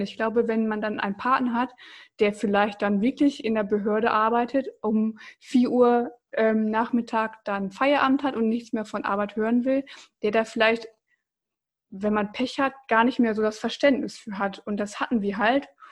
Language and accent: German; Bocholt, North Rhine-Westphalia, Germany; ich komme aus Bocholt